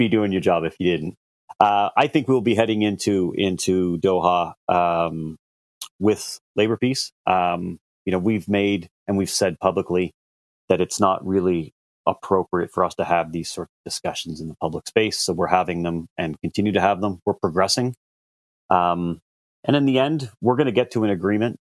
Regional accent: Canada; as a Canadian

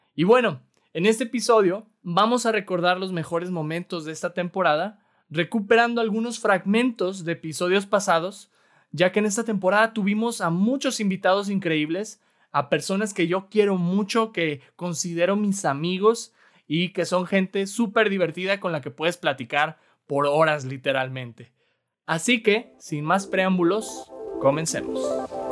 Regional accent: Mexico; nosotros como mexicanos

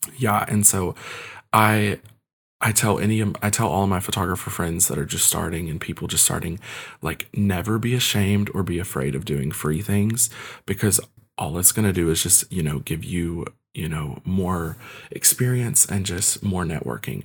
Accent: Kentucky, United States; also born or lived in Ukraine; I was adopted at the age of one and, um, came here to Kentucky, um, and I've lived here ever since

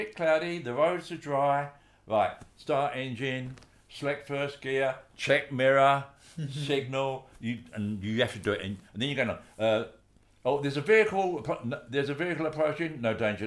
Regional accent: Gravesend, South East England, United Kingdom; also born or lived in London / Lancashire; I'm from Gravesend.

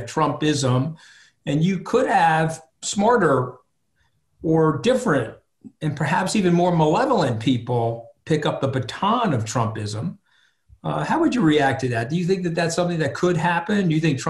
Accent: Long Island, New York, United States; I'm definitely from Long Island.

